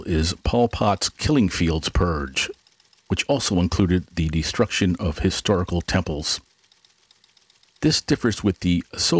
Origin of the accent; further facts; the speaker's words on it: New York City, New York, United States; I was growing up in the Bronx